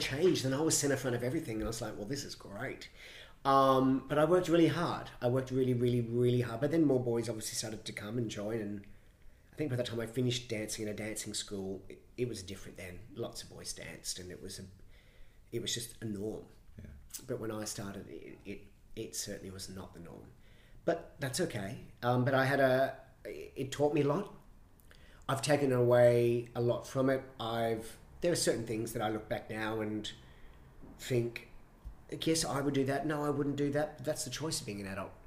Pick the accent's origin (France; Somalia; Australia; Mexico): Australia; Brisbane, Queensland; moved away; also born or lived in London; growing up in Brisbane